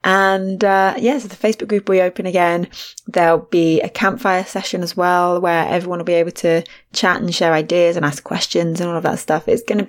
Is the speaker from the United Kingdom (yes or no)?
no; Australia; accent: Australian; I didn't even say it fully. I only put my accent on right at the end of the word. I should have gone full Australia.